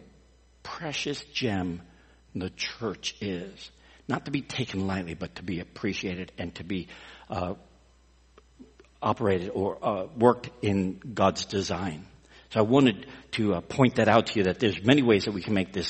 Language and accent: English; Texas, United States; We're from Texas